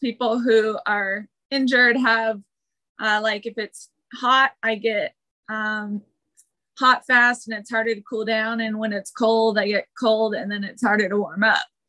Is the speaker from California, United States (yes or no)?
yes; Lodi, California, United States; born or raised there; also born or lived in Red Bluff, California; now in Carlsbad, United States